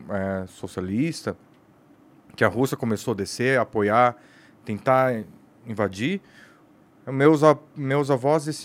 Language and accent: Portuguese; South Korea; Como eu sou coreano, também trouxe para ele experimentar.